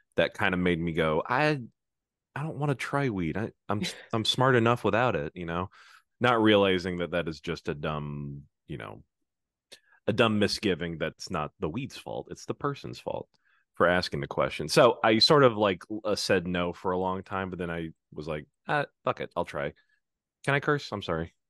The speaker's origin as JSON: {"language": "English", "region": "Oklahoma", "country": "United States", "tie": "born or raised there", "moved": "as an adult", "lives_now": "Massachusetts, United States", "said": "I grew up in Oklahoma"}